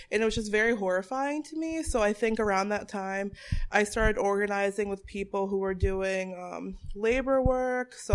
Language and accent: English; Bristol, Connecticut, United States; also born or lived in Boston area, Massachusetts; I was born and raised in Bristol, Connecticut